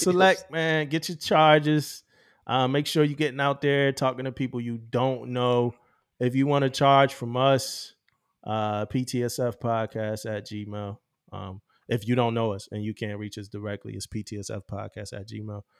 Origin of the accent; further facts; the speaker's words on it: Philadelphia, Pennsylvania, United States; as a young teenager, as a young, you know, young kid growing up in Philly